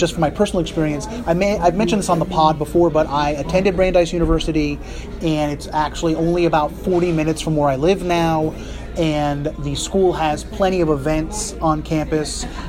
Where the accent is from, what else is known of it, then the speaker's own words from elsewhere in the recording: northern New Jersey, United States; because I grew up in New Jersey, again, as I've mentioned on the pod before, and I grew up in northern New Jersey, a train ride away from New York City